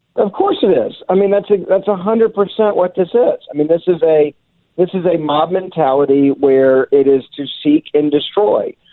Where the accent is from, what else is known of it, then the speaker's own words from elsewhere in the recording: Memphis, Tennessee, United States; it was in a city, Memphis, Tennessee, my hometown